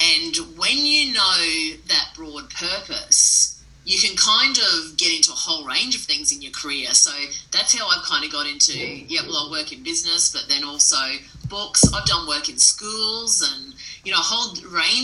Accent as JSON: {"language": "English", "town": "Mackay", "region": "Queensland", "country": "Australia", "tie": "born or raised there", "said": "I grew up north in Mackay, so very lucky to have access to the Whitsunday Islands"}